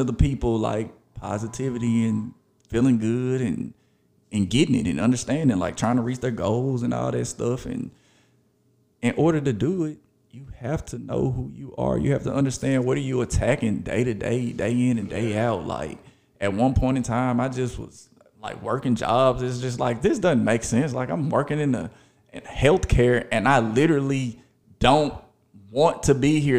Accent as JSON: {"language": "English", "town": "Memphis", "region": "Tennessee", "country": "United States", "tie": "born or raised there", "also_born_or_lived": "Arkansas", "said": "I went to elementary school, middle school, high school in Memphis, Tennessee. A lot of people know I am from Memphis, Tennessee"}